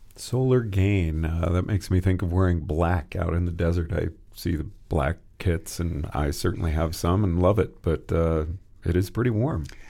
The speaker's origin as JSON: {"language": "English", "region": "Texas", "country": "United States", "tie": "born or raised there", "also_born_or_lived": "Oregon / Colorado", "moved": "yes", "said": "I grew up in Texas"}